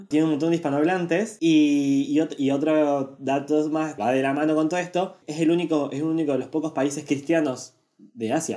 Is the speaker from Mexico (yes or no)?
no; Argentina; nosotros somos argentinos